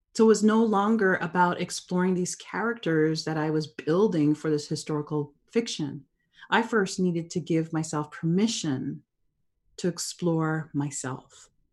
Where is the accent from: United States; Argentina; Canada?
Canada; I was born and raised in Canada.